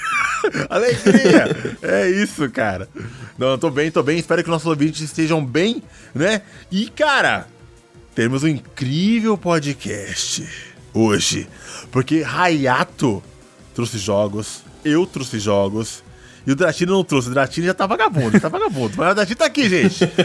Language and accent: Portuguese; São Paulo, Brazil